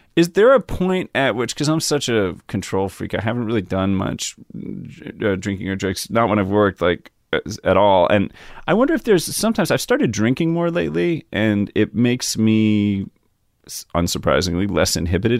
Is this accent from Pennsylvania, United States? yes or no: yes; Yardley, Pennsylvania, United States; also born or lived in Trenton, New Jersey; I was born in Trent, New Jersey, and I grew up in, uh, Yardley, which is in Bucks County. It's like a suburb of Philadelphia.